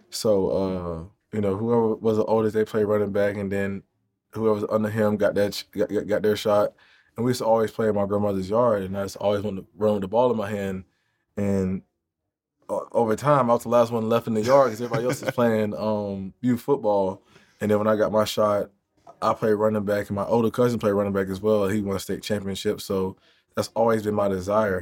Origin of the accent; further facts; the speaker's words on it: Jacksonville, Florida, United States; I grew up in Jacksonville